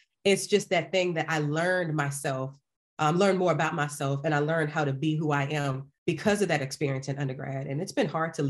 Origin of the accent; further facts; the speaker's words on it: Appomattox, Virginia, United States; So I'm country. Okay, so I'm from Appomattox County, Virginia. Small little town, and it's where the Civil War ended. Like that's the claim to fame. So my high school, my family still lives there. I grew up on the land my daddy was born on.